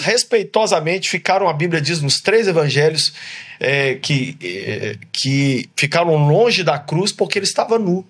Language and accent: Portuguese; Brazil; moved away as an adult; now in United States; lá do meu país